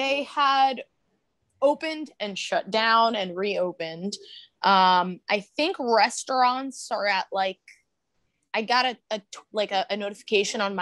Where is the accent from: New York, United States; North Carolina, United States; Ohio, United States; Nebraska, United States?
New York, United States; Long Island; moved away as an adult; now in Philadelphia, United States; We're originally from Long Island, both of us. And we moved to Philly in October of 2019.